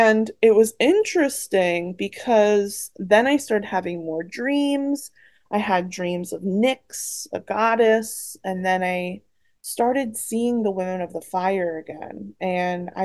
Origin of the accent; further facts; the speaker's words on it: Philadelphia, Pennsylvania, United States; I also grew up around the Philadelphia area